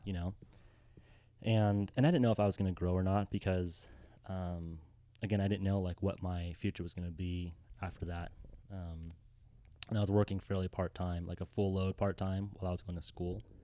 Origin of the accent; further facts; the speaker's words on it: Los Angeles, California, United States; moved away as an adult; also born or lived in Mammoth Lakes; now in San Diego, United States; born and raised in Los Angeles